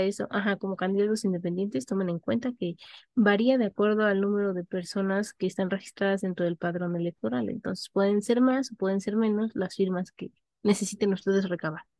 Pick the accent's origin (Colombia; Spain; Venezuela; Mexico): Mexico; se nos reconoce como ciudadanos mexicanos al momento que cumplimos los 18 años